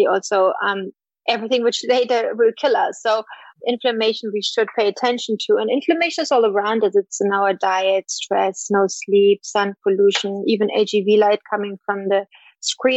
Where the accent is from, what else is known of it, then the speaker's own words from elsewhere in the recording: East Germany, Germany; moved away; I grew up in East Germany